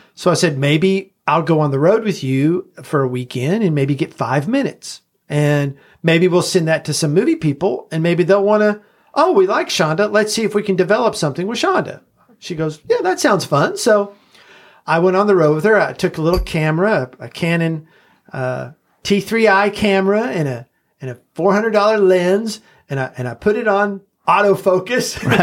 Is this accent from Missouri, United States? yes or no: no; Knoxville, Tennessee, United States; also born or lived in Los Angeles, United States; now in Nashville, United States; I was born in Knoxville, so this is kind of my home